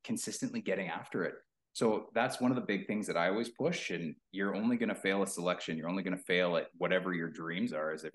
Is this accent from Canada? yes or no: yes; Thunder Bay, Ontario, Canada; moved away; also born or lived in Sudbury, Ontario; I'm originally from Thunder Bay, Ontario. I moved away really young